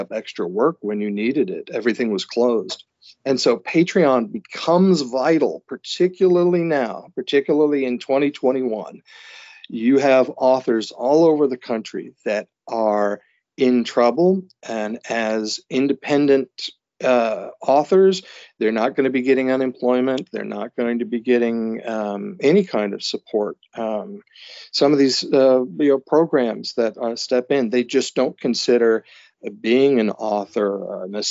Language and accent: English; the South, United States; also born or lived in New York; now in New England, United States; being a Southerner